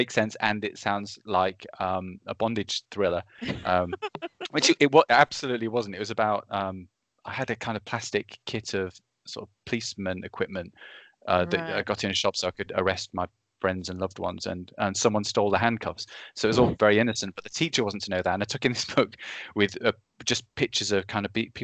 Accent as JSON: {"language": "English", "town": "Reading", "region": "South East England", "country": "United Kingdom", "tie": "born or raised there", "said": "But I was from Reading, a place called Reading in the UK, which is it's southeast England, quite near London. But it's basically just a kind of big suburbia that I lived"}